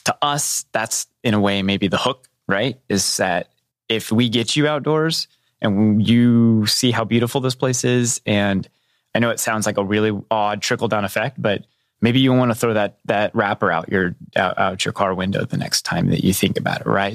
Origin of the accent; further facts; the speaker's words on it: southwest Missouri, United States; I grew up in a little tiny town just, uh, just north of the border in Missouri, in southwest Missouri